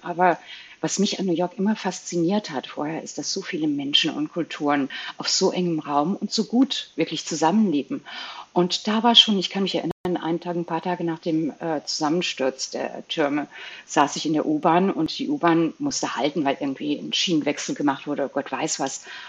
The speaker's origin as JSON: {"language": "German", "country": "Belgium", "moved": "yes", "said": "ich bin Belgierin ursprünglich, hatte ich einen belgischen Pass in Flämisch und Französisch nur ausgestellt."}